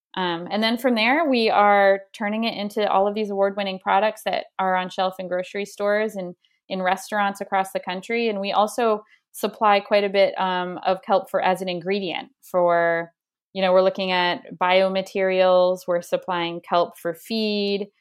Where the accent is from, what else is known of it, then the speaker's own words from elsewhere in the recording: Spruce Head, Maine, United States; where I grew up in Spruced, Maine